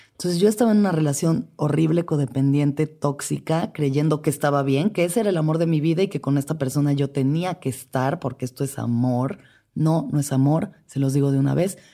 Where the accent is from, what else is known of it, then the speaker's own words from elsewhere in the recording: Mexico City, Mexico; Nací y crecí en la Ciudad de México